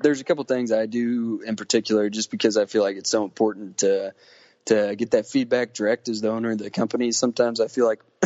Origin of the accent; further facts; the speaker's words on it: Missouri, United States; I'm from Missouri